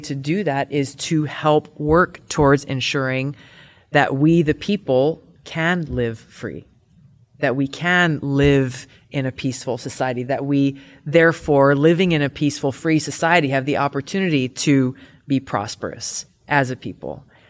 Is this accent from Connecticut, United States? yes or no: no; Hawaii, United States; I come from Hawaii